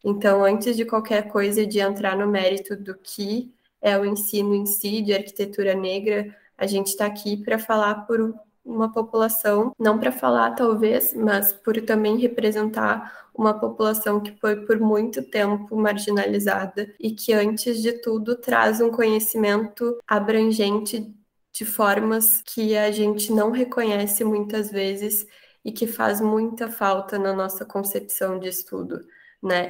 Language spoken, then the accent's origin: Portuguese; Porto Alegre, Rio Grande do Sul, Brazil; sou de Porto Alegre, estudo na URGS